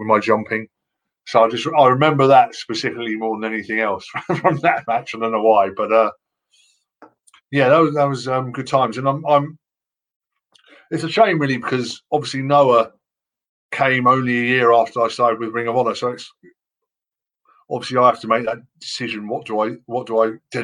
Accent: United Kingdom

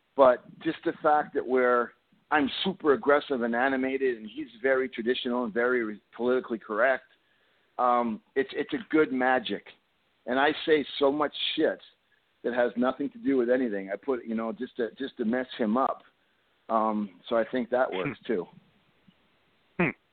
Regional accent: Canada; I'm from Canada

